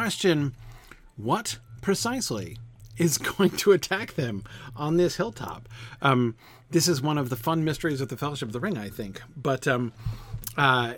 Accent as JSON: {"language": "English", "region": "West Virginia", "country": "United States", "tie": "born or raised there", "moved": "yes", "said": "I grew up in West Virginia"}